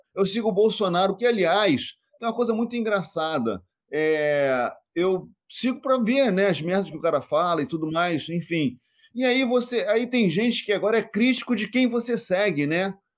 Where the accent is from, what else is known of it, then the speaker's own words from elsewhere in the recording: Rio de Janeiro, Brazil; fui nascido e criado na Penha, realmente na Vila da Penha, aqui no Rio de Janeiro